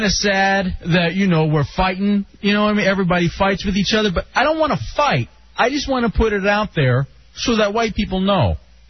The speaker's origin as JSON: {"language": "English", "region": "Texas", "country": "United States", "moved": "yes", "said": "I'm going home to Texas."}